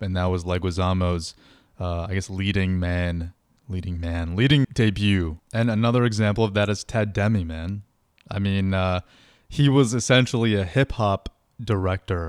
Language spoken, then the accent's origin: English; Utah, United States; moved away; also born or lived in South Orange, New Jersey / West Orange, New Jersey; I grew up in Utah